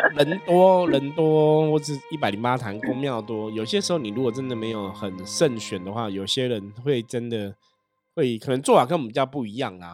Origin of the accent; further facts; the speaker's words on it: Taipei, Taiwan; 我的父母 那时候都是在士林嘛，我们就是台北人这样